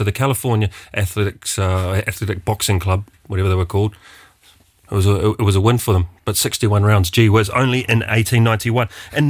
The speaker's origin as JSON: {"language": "English", "region": "Wellington", "country": "New Zealand", "tie": "born or raised there", "said": "From my hometown, Wellington, New Zealand."}